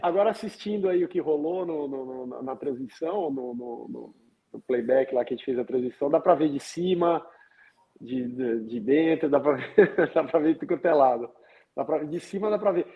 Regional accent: Minas Gerais, Brazil; Eu sou mineiro

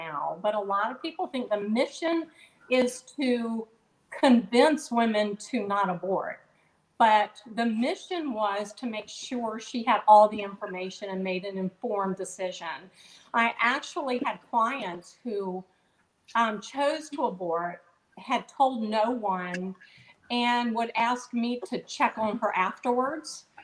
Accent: Virginia, United States; I was born in Virginia, always lived in Virginia, and always been proud to be a Virginian

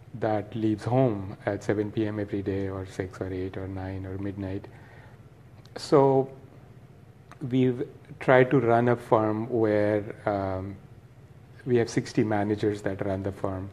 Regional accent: Nagpur, Maharashtra, India; moved away as an adult; now in Los Angeles, United States; I born and raised in Nagpur and uh, came here when I was 19, 36 years ago

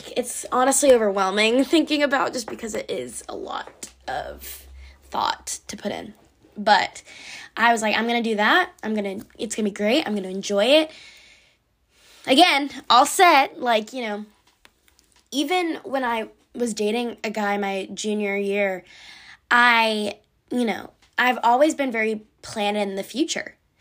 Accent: near Atlanta, Georgia, United States; I live near Atlanta, but it's not a town.

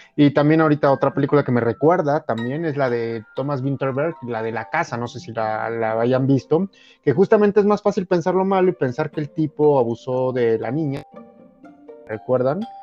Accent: Mexico

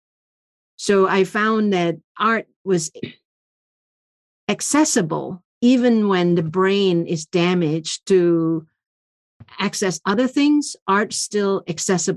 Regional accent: Indonesia; now in United States; I grew up in Indonesia

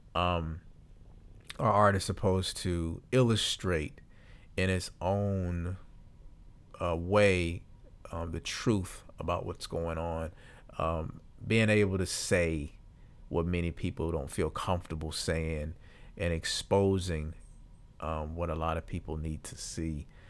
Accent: Deep South, United States; we basically live in the deep south, but we, we've, I've lived here my entire life

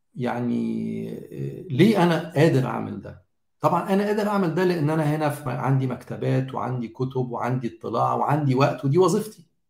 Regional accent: Egypt; احنا كمجتمع مصري

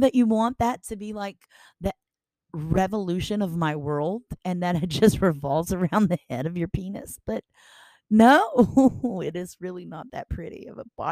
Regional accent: Baton Rouge, Louisiana, United States; also born or lived in Montana; as I'm sitting here in Baton Rouge, I am watching all the people in my city. This is my hometown

